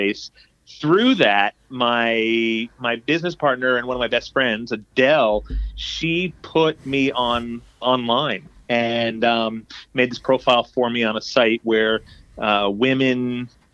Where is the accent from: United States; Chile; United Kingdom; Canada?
United States; South Florida; also born or lived in New York City; now in Boston, United States; just in South Florida. I grew up